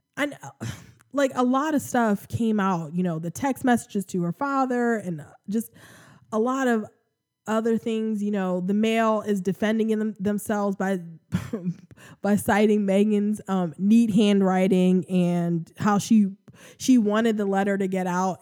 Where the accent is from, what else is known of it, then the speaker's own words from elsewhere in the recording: United States; accent: American; I'm American, obviously. Um, you can hear my, my, my American accent.